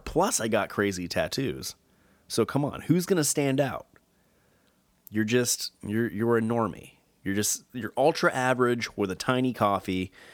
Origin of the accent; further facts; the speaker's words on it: Southern California, United States; growing up in Southern California